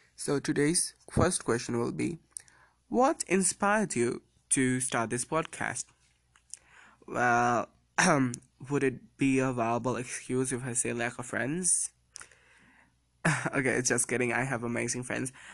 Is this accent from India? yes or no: yes; India; me being an Indian citizen